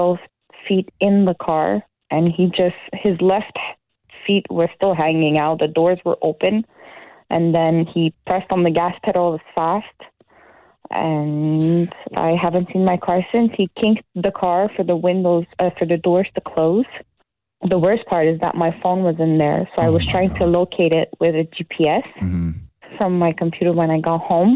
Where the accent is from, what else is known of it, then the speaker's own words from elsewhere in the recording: Laval, Quebec, Canada; I'm from Laval, Montreal.